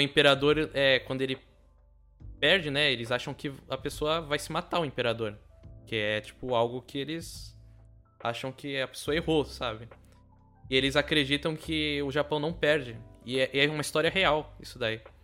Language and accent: Portuguese; São Vicente, São Paulo, Brazil; eu sou de São Vicente, que é perto de Santos